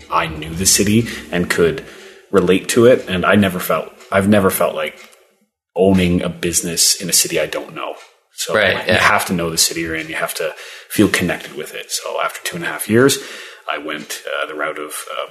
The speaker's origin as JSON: {"language": "English", "town": "Windsor", "region": "Ontario", "country": "Canada", "tie": "born or raised there", "also_born_or_lived": "St. Catharines, Ontario / Niagara Falls, Ontario", "moved": "as an adult", "lives_now": "Ottawa, Canada", "said": "Grew up in Windsor, Ontario"}